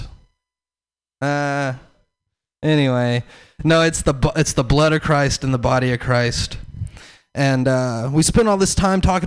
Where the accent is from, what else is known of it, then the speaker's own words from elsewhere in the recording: the South, United States; I'm from the South